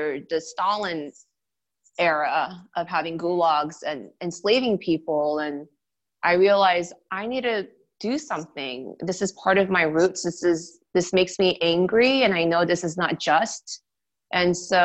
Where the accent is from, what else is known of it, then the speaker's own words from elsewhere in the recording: Gwinnett County, Georgia, United States; moved away as an adult; also born or lived in Boston / Washington, D.C.; I grew up in the suburbs of Georgia in what is called Gwinnett County